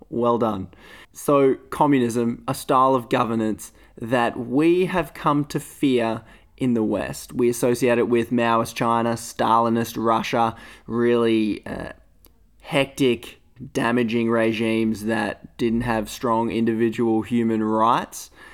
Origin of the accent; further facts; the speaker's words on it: Australia; being Australian